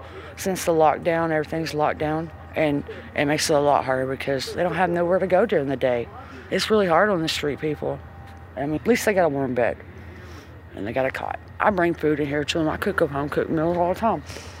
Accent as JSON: {"language": "English", "country": "United States", "tie": "born or raised there", "said": "I was raised here. I was raised in Wayne County."}